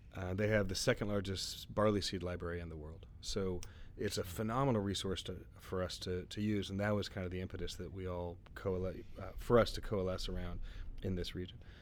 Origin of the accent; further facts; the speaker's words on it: Texas, United States; my background as a Texan